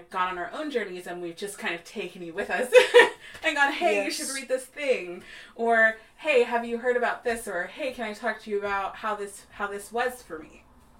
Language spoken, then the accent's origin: English; Texas, United States; born there; told them that I was born in Texas and how shameful that is.